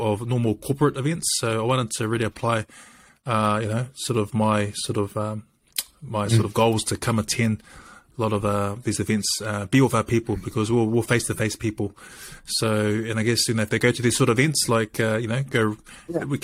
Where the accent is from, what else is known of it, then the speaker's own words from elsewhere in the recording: Dunedin, Otago, New Zealand; I grew up mostly in Dunedin most of my life